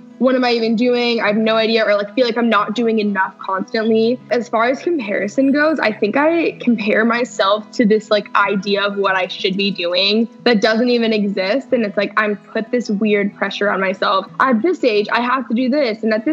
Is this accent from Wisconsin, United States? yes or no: no; Texas, United States; also born or lived in Los Angeles; I live in both LA and Texas. I grew up in Texas. I went to high school here